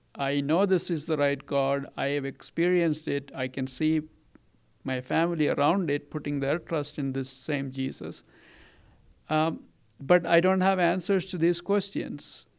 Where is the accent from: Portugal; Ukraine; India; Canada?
India; Kerala; now in Colorado, United States; I grew up in Kerala